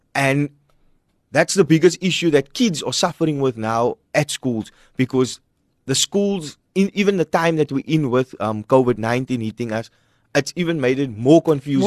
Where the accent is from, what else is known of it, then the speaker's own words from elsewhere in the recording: Cape Town, Western Cape, South Africa; our church that I grew up in is in Hanover Park